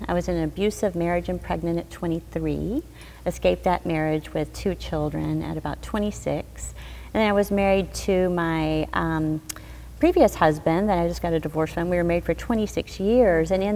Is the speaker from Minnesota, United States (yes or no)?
no; Arkansas, United States; I grew up in Arkansas